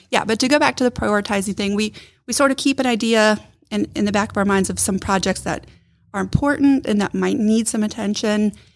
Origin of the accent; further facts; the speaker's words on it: Ohio, United States; moved away as an adult; also born or lived in Michigan; now in Rome, Georgia, United States; originally I'm from Ohio